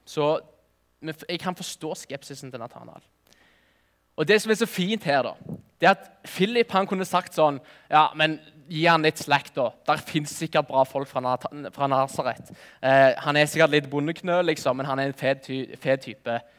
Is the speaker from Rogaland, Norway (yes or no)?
yes; Nærbø, Rogaland, Norway; Jeg er fra Nærbø